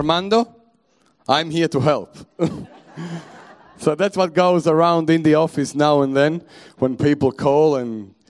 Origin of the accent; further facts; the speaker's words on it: Italy; born there; English is a second language; also born or lived in Germany / England / Belgium; We were living in Belgium before that. I was living in Germany. I lived in England. I was born in Italy. I have traveled through all Europe. I have learned quite a few languages along the way.